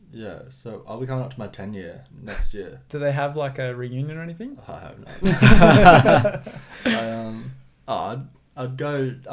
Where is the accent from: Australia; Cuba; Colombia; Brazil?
Australia; Helensvale, Queensland; Uh, grew up Helensvale, uh, primary and high school. So I did all my schooling there.